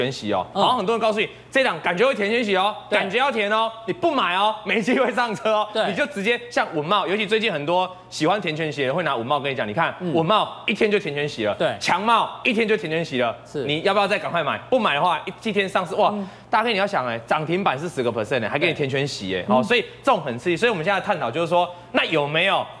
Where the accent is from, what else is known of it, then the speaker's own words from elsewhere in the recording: Taiwan; first language Taiwanese Hokkien; Chinese is a second language; 我母语是台语。